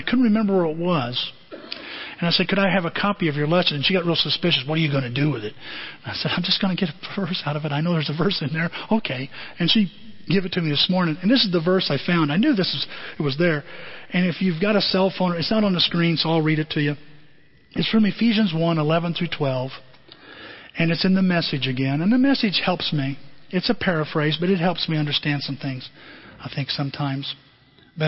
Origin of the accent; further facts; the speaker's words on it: United States; as Americans